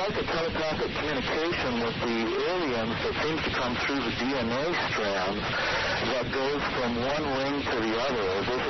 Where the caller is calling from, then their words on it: Santa Fe, New Mexico, United States; I'm calling from San Fe